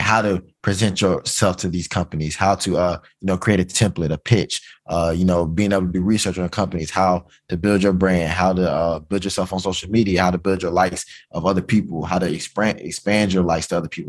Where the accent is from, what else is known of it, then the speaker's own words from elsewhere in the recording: Georgia, United States; moved away as an adult; I'm from Georgia